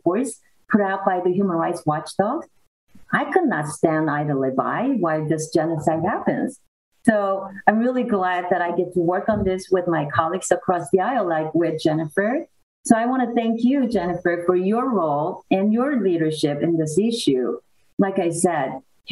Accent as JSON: {"language": "English", "country": "South Korea", "moved": "yes", "lives_now": "United States", "said": "I am an immigrant from South Korea"}